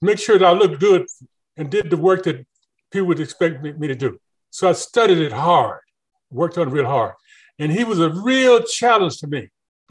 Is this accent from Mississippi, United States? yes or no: yes; Mississippi, United States; I grew up in Mississippi. And Mississippi, in my teenage days, was a different state than it is now.